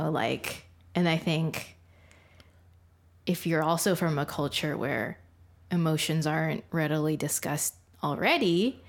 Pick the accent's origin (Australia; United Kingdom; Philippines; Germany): Philippines; being Filipino, like I'm technically Catholic.